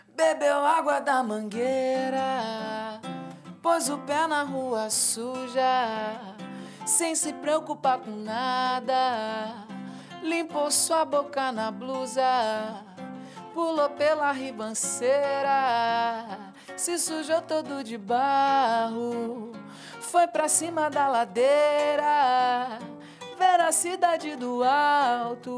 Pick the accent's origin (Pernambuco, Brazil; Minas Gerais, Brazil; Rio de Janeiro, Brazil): Rio de Janeiro, Brazil; Mesquita; fui criado em Mesquita. A, a, minha primeira infância toda.